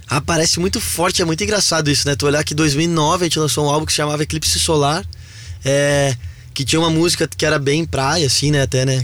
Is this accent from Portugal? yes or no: no; Balneário Camboriú, Santa Catarina, Brazil; also born or lived in Novo Hamburgo, Rio Grande do Sul; eu sou gaúcho de Novo Hamburgo, mas cresci em Balneário Camboriú